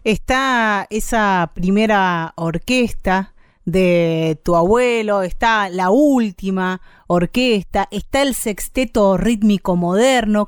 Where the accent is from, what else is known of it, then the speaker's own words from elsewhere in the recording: Bahía Blanca, Buenos Aires Province, Argentina; moved away; Yo soy de Bahía Blanca, ciudad de la provincia de Buenos Aires